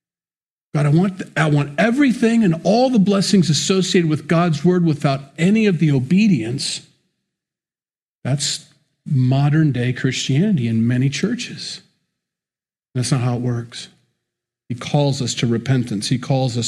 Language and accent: English; United States; I'm an American. I grew up in the church.